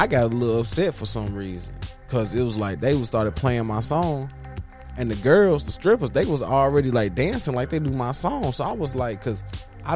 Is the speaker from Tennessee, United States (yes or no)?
yes; Tennessee, United States; now in Houston, United States; I'm from Tennessee. I'm from Tennessee, Tennessee